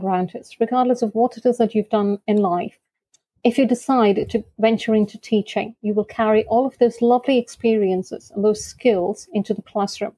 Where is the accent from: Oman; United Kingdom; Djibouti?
Oman; I am based in Oman, originally from India, born and brought up in Oman